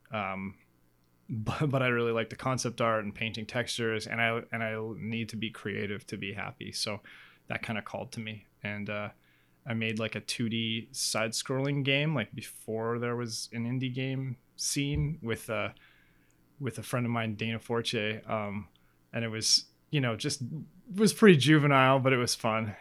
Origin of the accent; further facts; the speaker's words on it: Northwest Territories, Canada; my dad was actually a territorial court judge in the N W T growing up